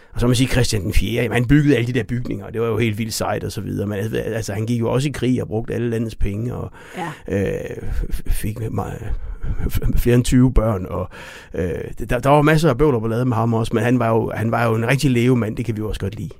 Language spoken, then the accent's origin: Danish; Denmark; som danskere